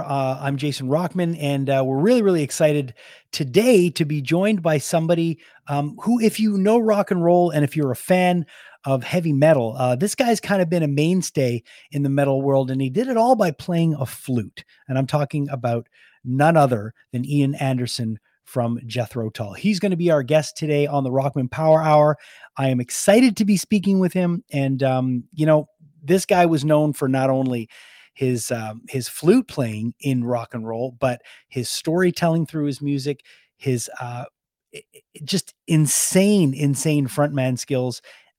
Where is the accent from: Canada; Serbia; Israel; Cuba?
Canada; Montreal, Quebec; You know, growing up in Montreal, they were a band that we played all the time.